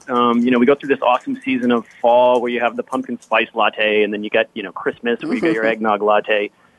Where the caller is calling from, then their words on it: Seattle, Washington, United States; I'm actually calling from unusually sunny Seattle today. It's a beautiful, crisp day outside.